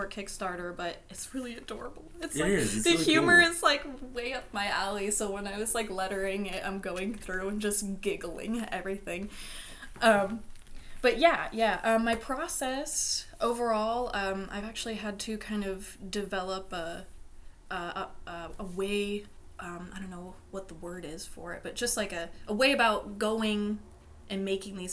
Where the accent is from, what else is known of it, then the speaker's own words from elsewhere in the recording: Billings, Montana, United States; moved away as an adult; now in Olympic Peninsula, United States; I grew up in Billings, Montana, and then I moved here like 3 years ago